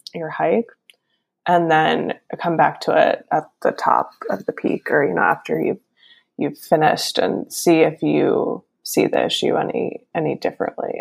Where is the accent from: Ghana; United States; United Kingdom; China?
United States; Northeast; I'm from the Northeast and I am definitely very used to winters by now